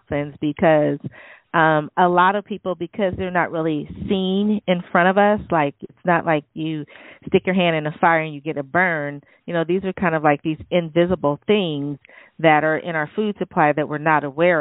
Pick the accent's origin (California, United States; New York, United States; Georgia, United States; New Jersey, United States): California, United States; San Jose; I grew up in San Jose and basically Silicon Valley